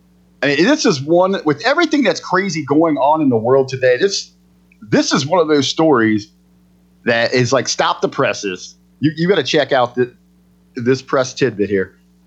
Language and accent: English; Midwest, United States; we're both from the Midwest.